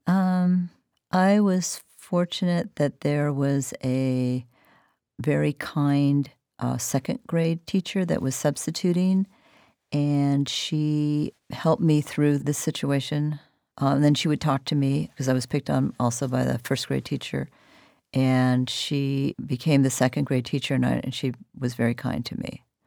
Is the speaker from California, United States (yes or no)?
no; Olympia, Washington, United States; born or raised there; also born or lived in Texas